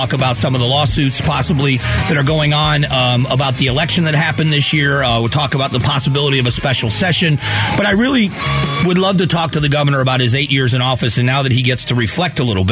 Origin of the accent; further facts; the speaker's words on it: Florida, United States; moved away as an adult; now in Arizona, United States; I grew up in Florida, and I've been here for 28 years